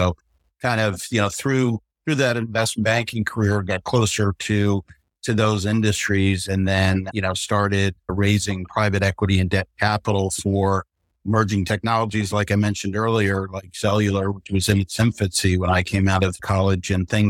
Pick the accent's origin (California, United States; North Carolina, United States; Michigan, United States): North Carolina, United States; Charlotte; from Charlotte, North Carolina.